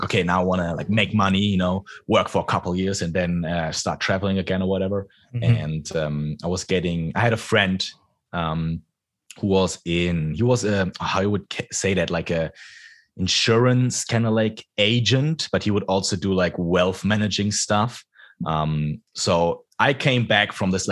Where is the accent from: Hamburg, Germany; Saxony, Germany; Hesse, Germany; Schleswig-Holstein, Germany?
Hesse, Germany; Frankfurt; English is a second language; moved away as an adult; Frankfurt, my hometown